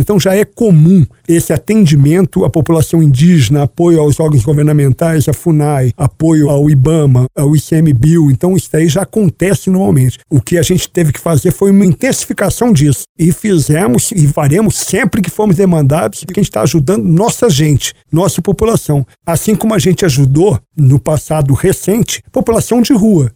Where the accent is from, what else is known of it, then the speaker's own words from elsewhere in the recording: São Paulo, Brazil; moved away; also born or lived in Campinas / Rio de Janeiro / Curitiba; fui designado pelo general Pujol para ser comandante militar do Sudeste, que é onde eu estava até assumir o comando do Exército. Também foi um grande comando, que foi a primeira vez que eu tive a oportunidade de voltar para minha terra natal